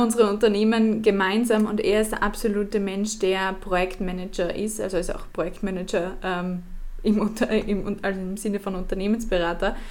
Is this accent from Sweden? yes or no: no; Austria; als Österreicherin